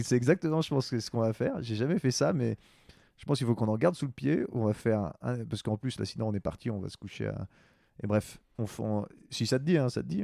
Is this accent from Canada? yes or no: yes; Quebec, Canada; moved away; also born or lived in France / Montreal; j'ai grandi au Québec, mais je suis né en France